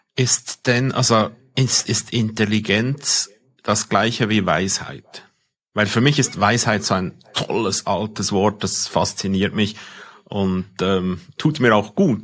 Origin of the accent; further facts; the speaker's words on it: Switzerland; accent: Swiss German; ich als Schweizer mein Dialekt, mein, mein, mein Deutsch versteht kein, kein ähm, Algorithmus